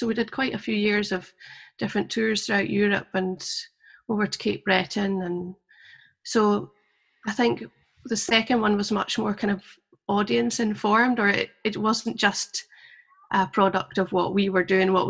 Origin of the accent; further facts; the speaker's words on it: the Borders, Scotland, United Kingdom; also born or lived in Glasgow; I grew up in the Borders